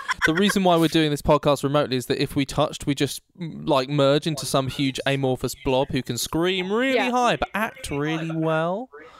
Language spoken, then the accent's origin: English; Glasgow, Scotland, United Kingdom; actually I'm here from Glasgow, and I'm reporting with Amber Saver. I know, I can actually do quite a sexy Glaswegian accent, eh?